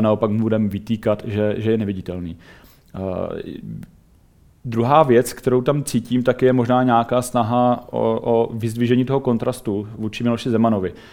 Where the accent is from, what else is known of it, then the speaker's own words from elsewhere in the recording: Czechia; my jako Češi